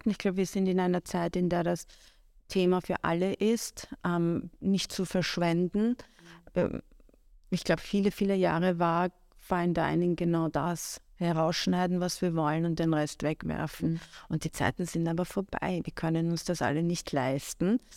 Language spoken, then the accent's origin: German; Iran; also ich kann ja nicht leugnen, wo ich herkomme. Ich bin so, ich bin damit aufgewachsen. Mhm. Aber ähm, ich wollte gar nicht, also mir war auch immer extrem wichtig, jetzt nicht als persische Köchin wahrgenommen zu werden.